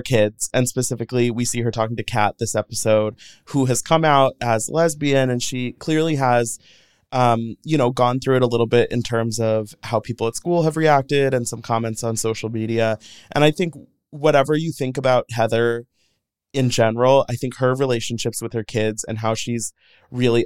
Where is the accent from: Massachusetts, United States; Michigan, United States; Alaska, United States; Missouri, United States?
Missouri, United States; St. Louis; I grew up in St. Louis, Missouri